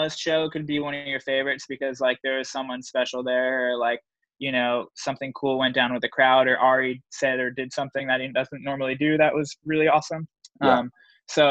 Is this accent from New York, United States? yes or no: yes; New York, United States; growing up in New York